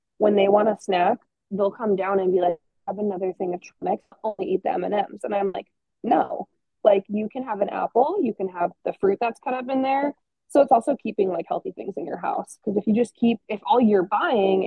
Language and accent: English; New York, United States; now in Montana, United States; I'm from New York